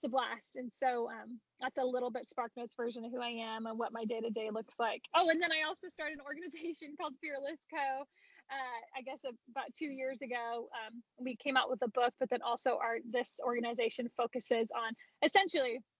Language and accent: English; Modesto, California, United States; moved away as an adult; now in Boise, United States; I'm originally born and raised in Modesto, California, which is Central Valley, kind of inland from the Bay Area.